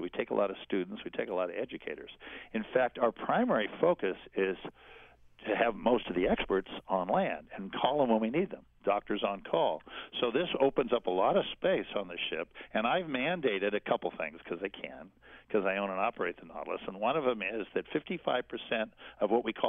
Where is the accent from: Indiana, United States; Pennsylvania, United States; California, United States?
California, United States; Los Angeles; also born or lived in San Diego; But when I was growing up, I grew up in San Diego and then later Los Angeles.